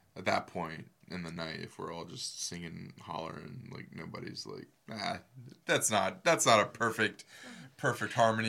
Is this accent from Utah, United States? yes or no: no; Earlton, Florida, United States; also born or lived in Gainesville, Florida; we didn't live in Gainesville. We lived, uh, we actually lived in this little, like, offshoot town called Earlton